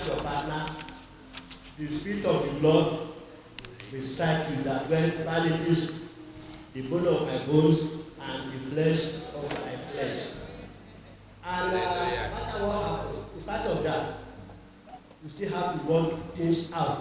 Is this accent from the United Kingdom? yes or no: no; Nigeria; I'm from Nigeria